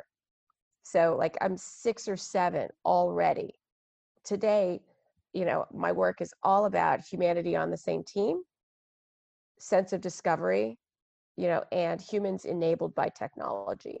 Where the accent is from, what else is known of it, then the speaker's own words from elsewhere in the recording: Texas, United States; I'm African American, growing up in Texas in the 80s